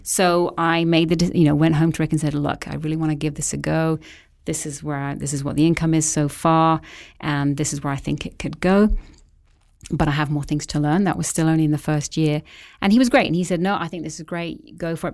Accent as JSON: {"language": "English", "region": "England", "country": "United Kingdom", "tie": "born or raised there", "also_born_or_lived": "Vancouver Island, Canada", "moved": "as an adult", "lives_now": "Canada", "said": "left England at an early age to be a nanny over here"}